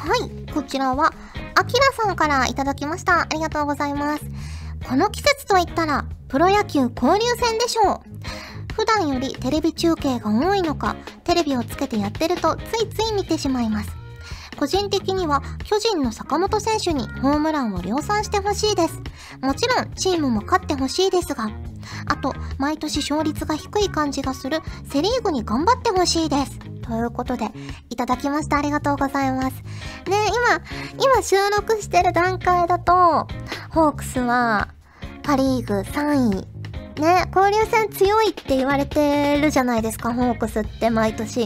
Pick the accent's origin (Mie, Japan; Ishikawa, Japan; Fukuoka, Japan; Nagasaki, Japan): Fukuoka, Japan; moved away as an adult; also born or lived in Hachioji, Tokyo; 福岡から出てきて